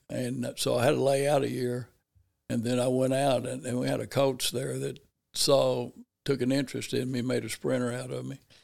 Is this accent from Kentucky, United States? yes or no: no; Paragould, Arkansas, United States; growing up in Paragould, basically just, you know, as he, as a child